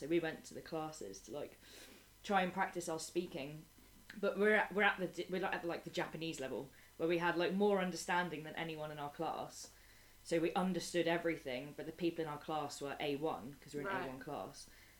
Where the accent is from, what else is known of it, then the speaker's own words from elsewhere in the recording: England, United Kingdom; I've said to my Spanish friends, like, how does everybody know I'm English?